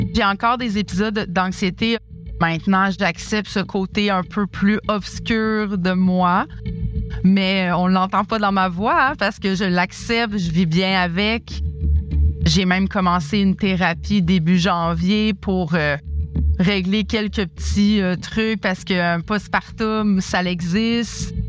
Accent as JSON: {"language": "French", "town": "Quebec City", "region": "Quebec", "country": "Canada", "tie": "born or raised there", "lives_now": "Montreal, Canada", "said": "je suis native de Québec"}